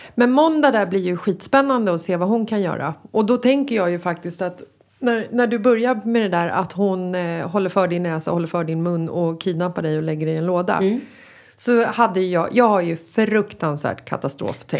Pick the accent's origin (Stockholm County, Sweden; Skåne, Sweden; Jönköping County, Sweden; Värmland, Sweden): Stockholm County, Sweden; Stockholm; När jag var liten så växte jag upp i Bagarmossen